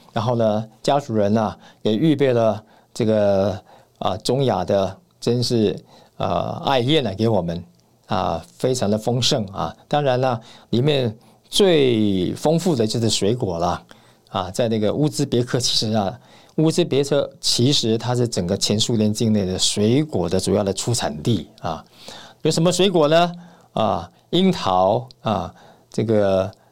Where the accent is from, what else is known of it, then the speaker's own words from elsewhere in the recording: Taiwan; 在台湾这样的这个小岛上面呢，土生土长的